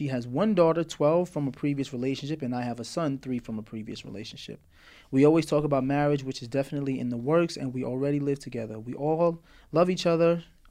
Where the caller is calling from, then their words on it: Memphis, Tennessee, United States; I'm coming from the great city of Memphis, Tennessee. Tennessee, I grew up in Morristown, Tennessee every summer.